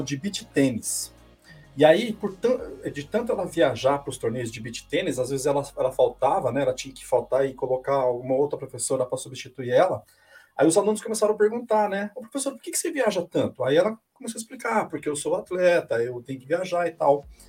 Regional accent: Paraná, Brazil; now in São Paulo, Brazil; Eu sou do Paraná, uhum. moro aqui hoje, eu tô em São Paulo, mas eu sou um paranaense

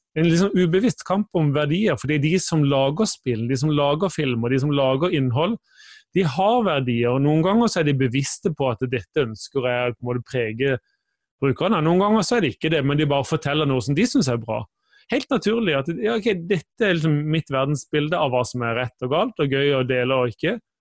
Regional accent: Kristiansand, Agder, Norway; now in Bergen, Norway; Jeg kommer fra Kristiansand, bor i Bergen

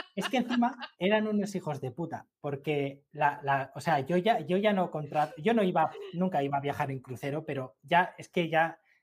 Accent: Gandia, Valencian Community, Spain; moved away; also born or lived in Madrid / Murcia; yo soy de Gandía

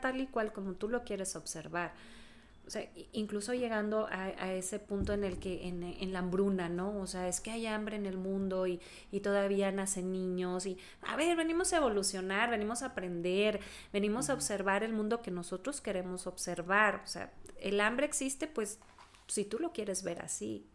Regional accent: Texas, United States; nací en Texas, en un lugar donde hace frío también

